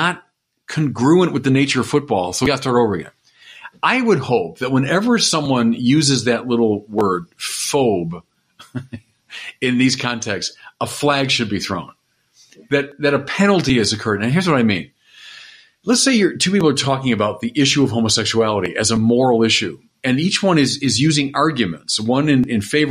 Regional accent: United States; I'm an American. I'm a proud American

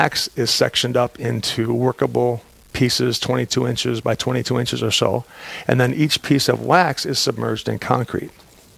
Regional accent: Aberdeen, South Dakota, United States; I grew up in Aberdeen

